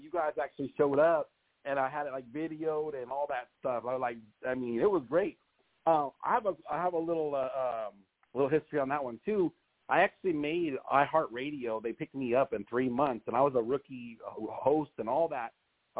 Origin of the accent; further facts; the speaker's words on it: Corona, California, United States; California. California, okay. Corona. Yeah, West Coast.